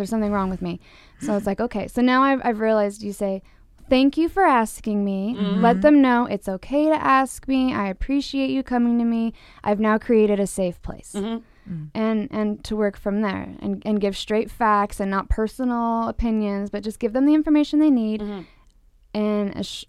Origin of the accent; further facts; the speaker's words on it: Utah, United States; In several states, including my hometown, Utah, mm. Porn is considered a public health hazard.